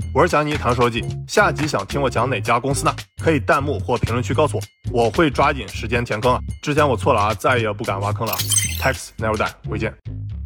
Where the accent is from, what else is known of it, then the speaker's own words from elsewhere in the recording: Beijing, China; 我也是看着百度长大的啊。 因为我在北京的家，距离百度总部走路也就十来分钟。那我中学就眼看着百度从平地起高楼